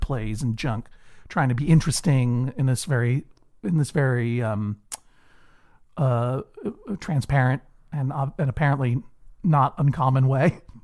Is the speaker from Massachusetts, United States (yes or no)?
yes; Brookline, Massachusetts, United States; I, I grew up in Brookline, Massachusetts, uh, a, a leafy suburb, for the most part, of, of Boston